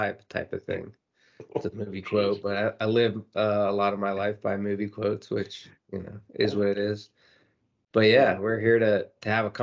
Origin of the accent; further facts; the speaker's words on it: Virginia Beach, Virginia, United States; also born or lived in Fairfax County, Virginia / Erie, Pennsylvania / Hawaii; I grew up in Virginia Beach, essentially